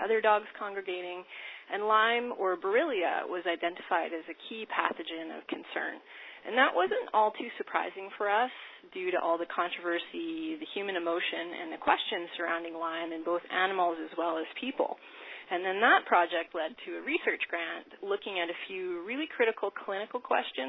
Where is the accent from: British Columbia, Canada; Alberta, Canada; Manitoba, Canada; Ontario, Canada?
Manitoba, Canada; Winnipeg; moved away as an adult; also born or lived in Saskatoon / United States; I'm from Winnipeg originally